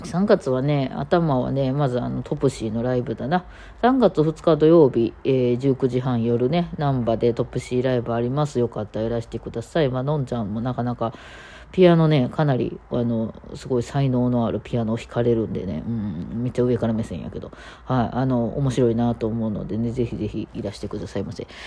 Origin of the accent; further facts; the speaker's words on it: Osaka, Japan; accent: Osaka dialect; 私も大阪弁やったりするので